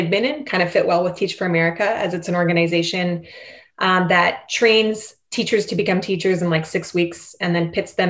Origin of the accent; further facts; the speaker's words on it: Canada; accent: Canadian; my Canadian accent